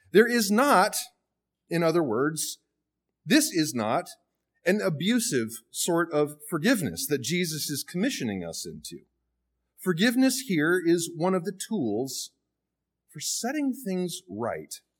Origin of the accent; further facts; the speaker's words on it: the South, United States; from the South like I am